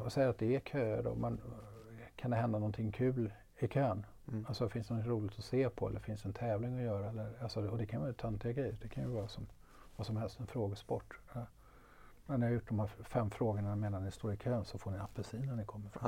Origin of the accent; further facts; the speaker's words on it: Stockholm, Stockholm County, Sweden; som stockholmare, man åker tunnelbana och så har de en fördröjning på innan de öppnar dörrarna som är två sekunder.